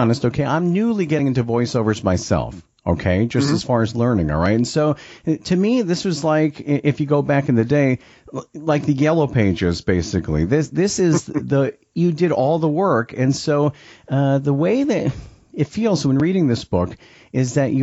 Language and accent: English; New York, United States; I grew up in New York